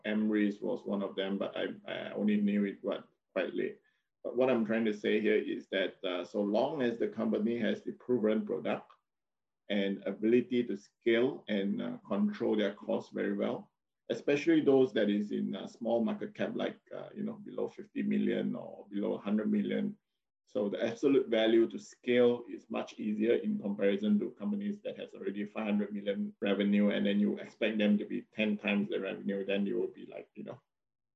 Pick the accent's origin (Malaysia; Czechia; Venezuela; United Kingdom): Malaysia; Penang; I come from Penang and there's a lot of Intel plants down there